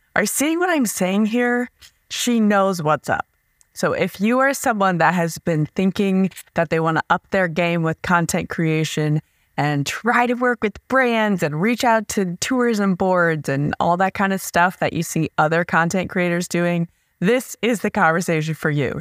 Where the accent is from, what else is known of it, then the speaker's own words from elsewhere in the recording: Nebraska, United States; We're from Nebraska